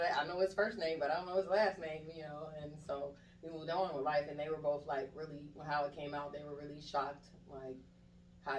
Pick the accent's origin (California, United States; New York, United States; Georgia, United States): Georgia, United States; Atlanta; also born or lived in Jacksonville, North Carolina; Originally, I'm from Jacksonville, North Carolina, but I've been in Atlanta since I was 5 years old, so this is home.